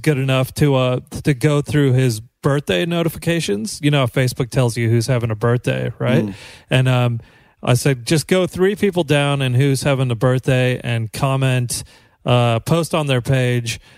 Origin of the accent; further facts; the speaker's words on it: Johnson County, Kansas, United States; Johnson County where I grew up in Kansas